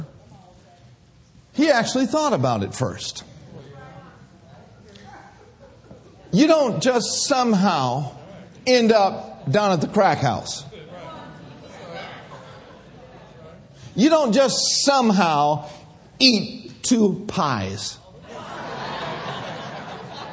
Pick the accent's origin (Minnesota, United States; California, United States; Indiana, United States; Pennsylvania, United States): Minnesota, United States; Minneapolis; also born or lived in Bay Area; I grew up in Minneapolis, Minnesota, where all the drugs and all the old friends were